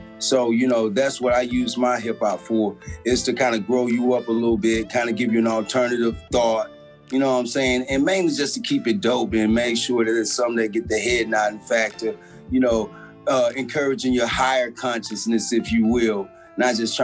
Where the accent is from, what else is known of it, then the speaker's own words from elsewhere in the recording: St. Louis, Missouri, United States; my community growing up in Matthew Dickey Boys and Girls Club